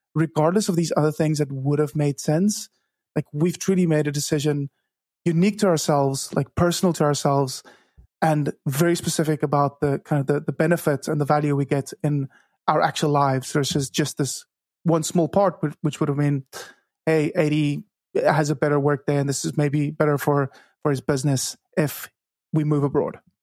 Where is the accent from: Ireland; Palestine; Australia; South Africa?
South Africa; Cape Town, Western Cape; first language Afrikaans; English is a second language; I grew up in Cape Town, South Africa, where I still live